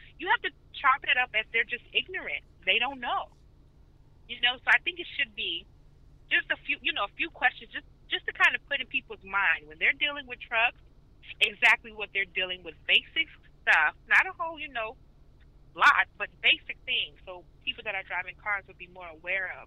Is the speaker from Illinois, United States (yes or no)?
yes; Chicago, Illinois, United States; now in Georgia, United States; I'm from Chicago